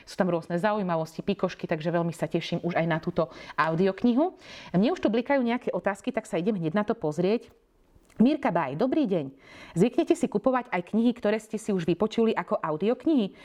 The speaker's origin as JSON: {"language": "Slovak", "region": "eastern Slovakia", "country": "Slovakia", "tie": "born or raised there", "said": "Ja sama pochádzam z dediny e, z východného Slovenska"}